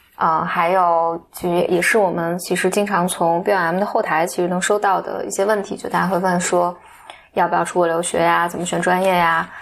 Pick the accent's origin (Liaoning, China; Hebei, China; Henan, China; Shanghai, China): Henan, China; 当时河南，就是我知道，就是我们老家那边